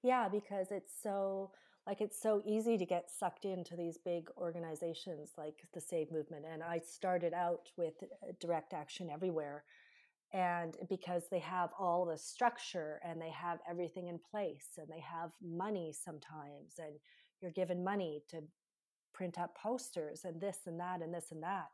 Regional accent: Canada; I'm from Canada

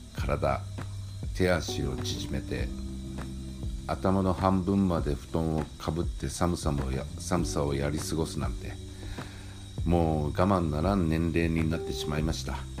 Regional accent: Kyushu, Japan; now in Tokyo, Japan; 生まれ育った九州の実家の方

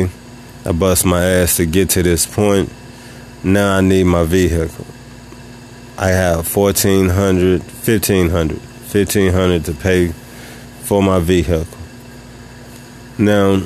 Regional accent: Tennessee, United States; I moved to a new city that's 3 hours and 30 minutes away from my hometown. I'm still in Tennessee

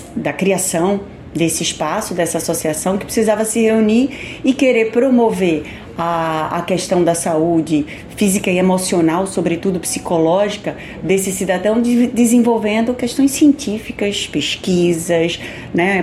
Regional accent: Brazil; como brasileiro que somos

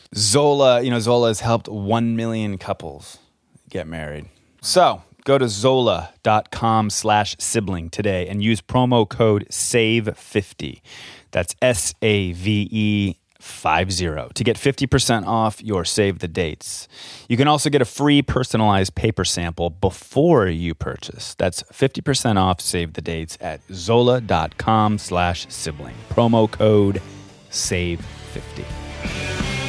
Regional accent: Colorado, United States; We grew up in Colorado

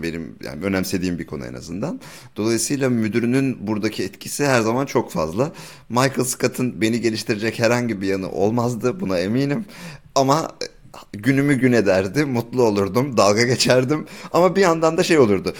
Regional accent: Turkey; Biz Türk'üz

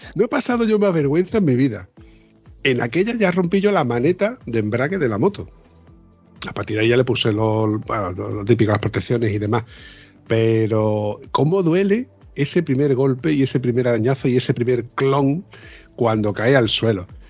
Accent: Andalusia, Spain; yo soy andaluz.

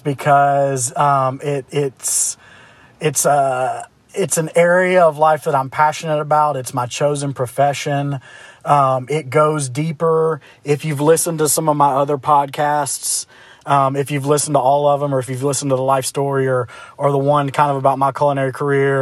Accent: Memphis, Tennessee, United States; I'm from Memphis

